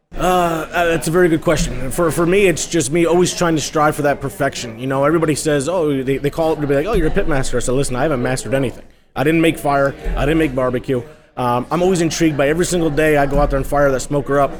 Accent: Hudson Valley, New York, United States; I grew up in the Hudson Valley

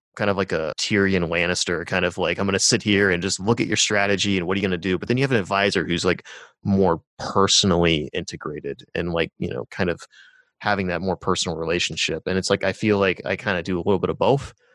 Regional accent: Rust Belt, United States; moved away; my hometown, like, there's a Rust Belt town

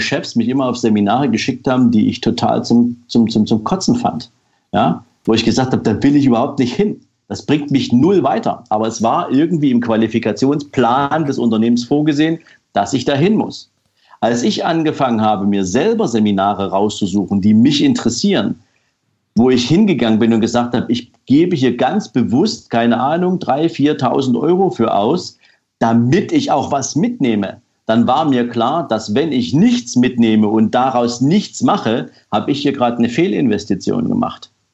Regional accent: East Germany, Germany; ich bin zum Beispiel in der DDR aufgewachsen

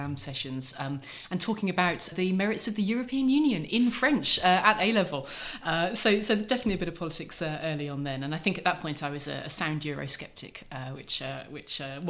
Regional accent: Norfolk, East of England, United Kingdom; growing up in Norfolk

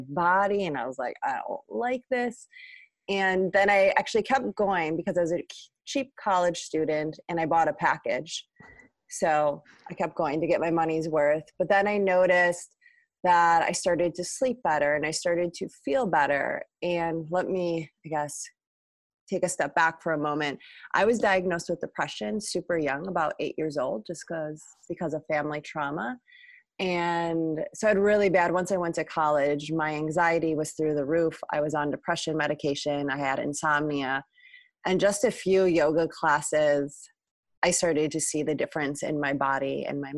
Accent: Milwaukee, Wisconsin, United States; I'm also a Midwesterner. I'm from Milwaukee, Wisconsin.

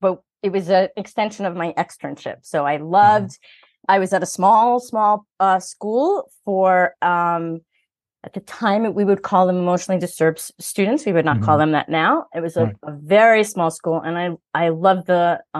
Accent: New York City, New York, United States; I'm from Queens

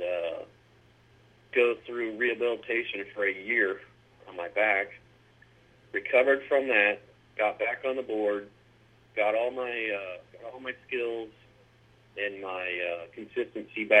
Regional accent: Mount Dora, Florida, United States; also born or lived in Eustis, Florida / San Francisco, California; I grew up in Mount Dora, Florida

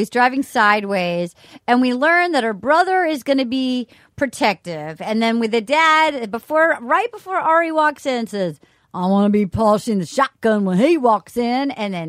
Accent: Little Compton, Rhode Island, United States

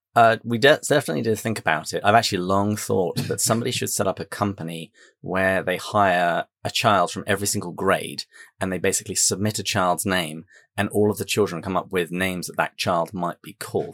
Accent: England, United Kingdom; moved away as an adult; also born or lived in San Diego, United States; now in Wisconsin, United States; I am English. I live in the United States, have done for over a decade

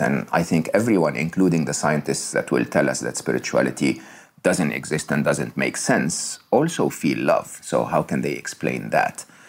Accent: Egypt; I was born in Egypt. I was raised in Egypt, uh, uh educated in public schools in Egypt.

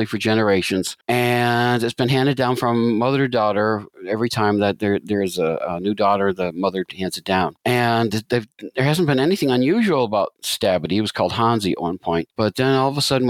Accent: Scranton, Pennsylvania, United States; moved away as an adult; also born or lived in Washington, D.C. area / Florida; I was born in Scranton, Pennsylvania, in northeastern Pennsylvania, coal mining country of all things

